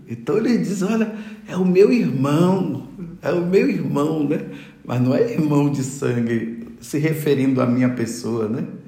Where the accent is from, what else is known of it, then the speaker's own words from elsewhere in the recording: Brazil; also born or lived in Bethlehem; Todos nós somos os brasileiros